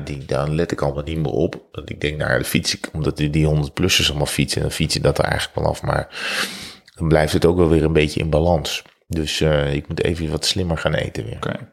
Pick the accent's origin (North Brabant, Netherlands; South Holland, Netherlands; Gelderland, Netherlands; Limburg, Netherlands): North Brabant, Netherlands; we komen uit Brabant.